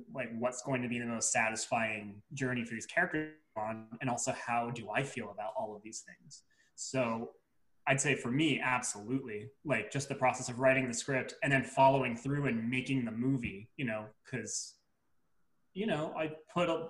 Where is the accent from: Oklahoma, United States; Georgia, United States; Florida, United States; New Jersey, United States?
New Jersey, United States; I'm from Jersey, so yeah, Jersey strong